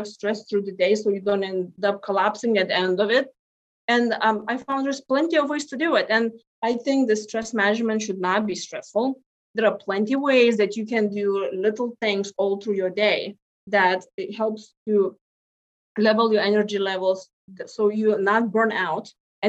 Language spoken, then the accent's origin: English; Lithuania; now in United States; so I came from Lithuania and here into US, my gosh, now 21 years ago.